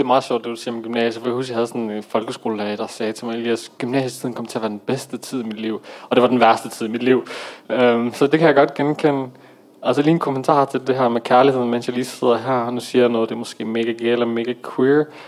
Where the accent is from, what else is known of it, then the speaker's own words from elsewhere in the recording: Aarhus, Central Denmark Region, Denmark; jeg er dansk marokkaner, øh, født og opvokset i Aarhus